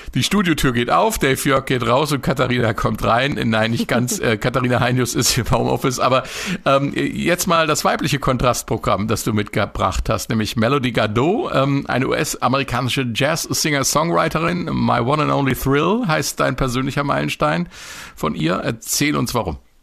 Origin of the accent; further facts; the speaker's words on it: Marburg, Hesse, Germany; In meiner Heimatstadt Marburg gab es in jedem Jahr ein kommunistisches Stadtfest der DKP